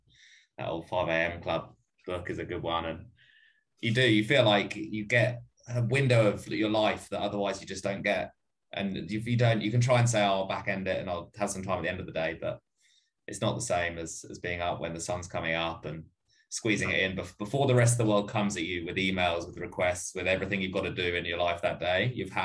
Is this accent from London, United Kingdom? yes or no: yes; London, United Kingdom; So I'm from London, and well, lived in London before. I've got some mates back there who were doing a little run club back there.